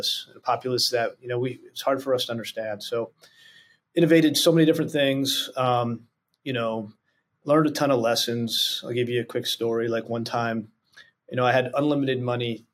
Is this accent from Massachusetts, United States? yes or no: no; New Jersey, United States; moved away as an adult; also born or lived in Hawaii / Japan; I grew up in God's country, a place called New Jersey